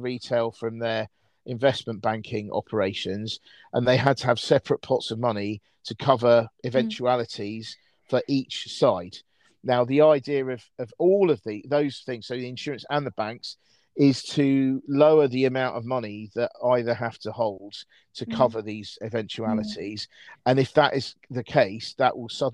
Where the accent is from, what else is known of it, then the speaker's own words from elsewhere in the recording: United Kingdom; I'm British